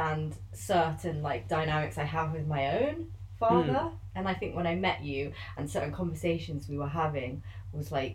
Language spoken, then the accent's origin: English; West Midlands, United Kingdom; I am Malaysian, Chinese, and Irish, but I was born and raised in the West Midlands